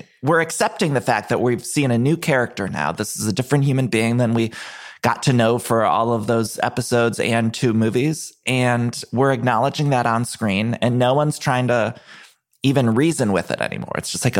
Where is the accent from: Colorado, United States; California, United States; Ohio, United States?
Ohio, United States; So I always felt like a deep connection because I'm from Ohio.